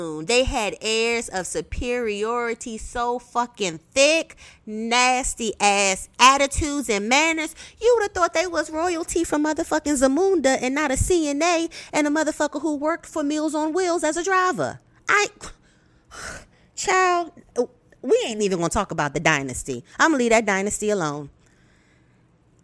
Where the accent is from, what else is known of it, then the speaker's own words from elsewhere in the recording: United States; me being Black American